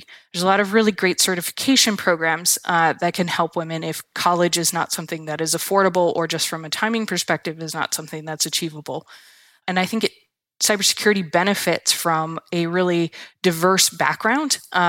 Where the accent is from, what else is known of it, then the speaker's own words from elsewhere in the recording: Michigan, United States; I am from Michigan. I've grew up here. I have family here. I have strong roots in the Midwest.